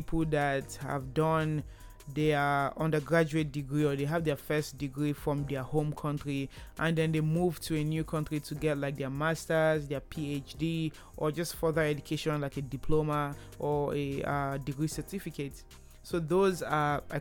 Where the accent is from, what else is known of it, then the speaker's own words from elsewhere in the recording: Nigeria; moved away as an adult; now in Canada; I moved from Nigeria to Canada for school, so I am Nigerian